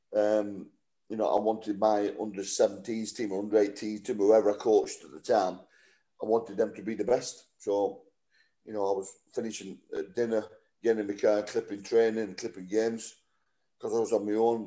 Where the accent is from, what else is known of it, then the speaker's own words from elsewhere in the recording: Wigan, North West England, United Kingdom; I've been at Wigan for nine and a half years, just coming up to my testimonial, playing for my hometown club